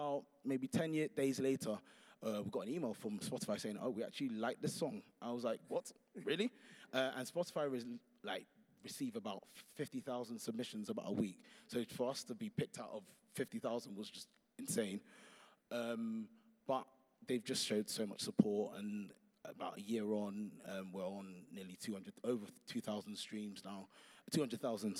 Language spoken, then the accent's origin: English; London, United Kingdom; moved away as an adult; now in Birmingham, United Kingdom; I'm a Londoner.